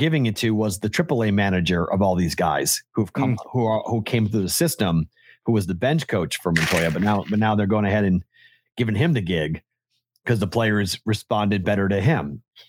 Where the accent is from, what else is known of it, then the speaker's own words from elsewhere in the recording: East Coast, United States; Because growing up on the East Coast, people would talk about the Premier League.